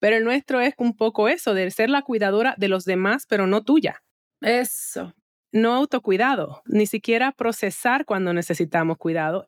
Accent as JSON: {"language": "Spanish", "country": "Dominican Republic", "moved": "yes", "lives_now": "United States", "said": "Nosotros en República Dominicana, ahora, no me encuentro allá, pero te ahí en mi corazón, porque por más que está brinque y salte, al final caribeña soy"}